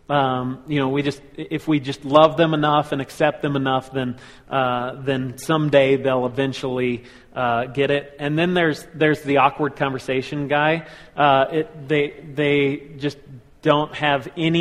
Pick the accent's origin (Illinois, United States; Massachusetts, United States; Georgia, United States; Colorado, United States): Colorado, United States; Colorado Springs; we grew up in Colorado Springs